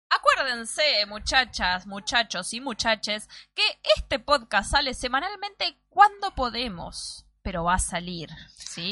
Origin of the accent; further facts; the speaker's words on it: Mar del Plata, Buenos Aires Province, Argentina; Acá le decimos granjas en Mar del Plata